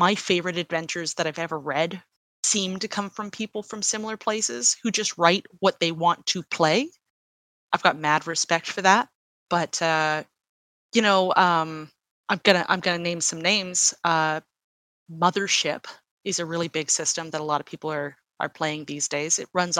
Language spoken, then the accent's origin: English; Canada; I am Canadian